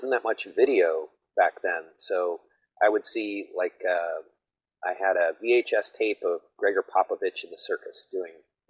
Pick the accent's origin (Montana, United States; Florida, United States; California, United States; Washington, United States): Montana, United States; Missoula; I grew up in Montana.